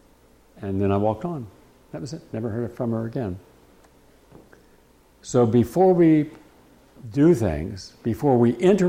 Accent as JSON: {"language": "English", "region": "West Virginia", "country": "United States", "tie": "born or raised there", "said": "some of these guys I grew up with in West Virginia"}